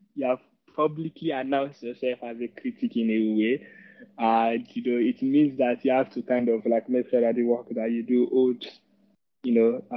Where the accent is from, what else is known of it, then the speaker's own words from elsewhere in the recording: Kaduna, Kaduna State, Nigeria; growing up in the Kaduna